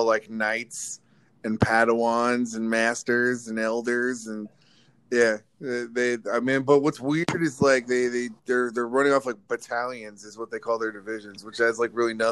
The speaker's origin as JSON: {"language": "English", "region": "California", "country": "United States", "said": "I'm from California"}